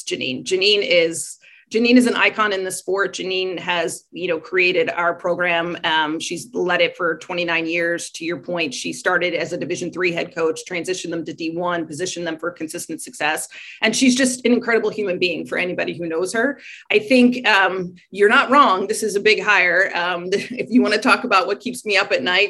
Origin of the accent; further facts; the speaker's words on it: Baltimore, Maryland, United States; I'm from Baltimore